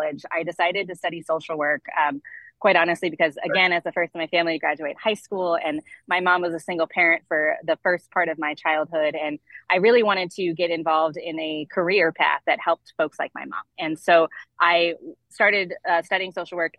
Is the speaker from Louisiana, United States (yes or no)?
no; Webster County, Southwest Missouri, United States; also born or lived in Albany, New York / Springfield, Missouri; I was born in Albany, actually, and lived there for the first 5 years of my life, and then moved to Missouri and grew up in Southwest Missouri. So in a small rural community in what's called Webster County